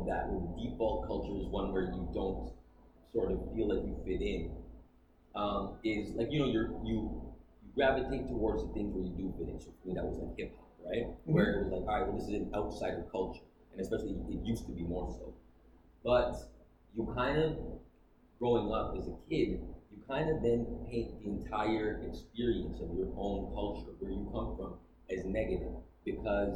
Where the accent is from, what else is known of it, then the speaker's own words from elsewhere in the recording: Toronto, Ontario, Canada; moved away as an adult; now in Atlanta, United States; I grew up in Toronto